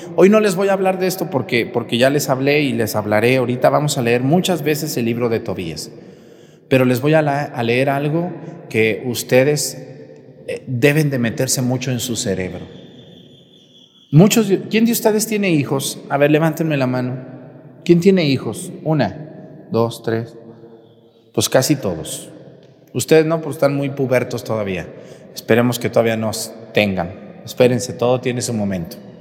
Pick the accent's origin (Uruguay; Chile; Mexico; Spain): Mexico; el último camión de Guadalajara a mi pueblo